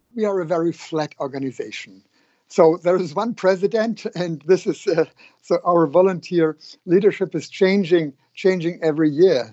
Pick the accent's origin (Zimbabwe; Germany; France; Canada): Germany; Hamburg; here in my hometown in Hamburg